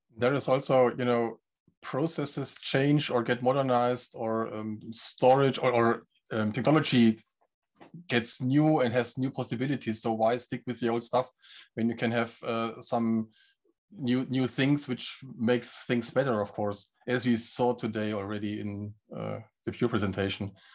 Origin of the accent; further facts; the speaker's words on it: Germany; I'm from Germany